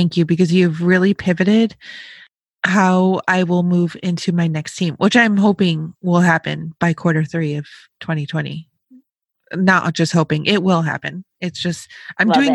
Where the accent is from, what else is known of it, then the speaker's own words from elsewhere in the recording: Rochester, Buffalo area, Western New York, United States; I'm from Western New York, like Rochester, Buffalo area